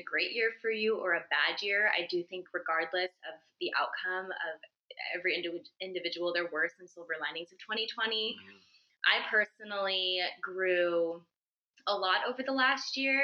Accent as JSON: {"language": "English", "region": "California", "country": "United States", "said": "I'm from California"}